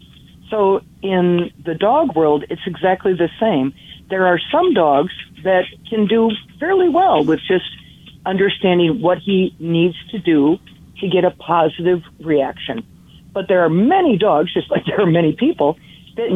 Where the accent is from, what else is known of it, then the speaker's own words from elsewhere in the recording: Menominee, Michigan, United States; I was growing up in the Upper Peninsula of Michigan, a small town called Menominee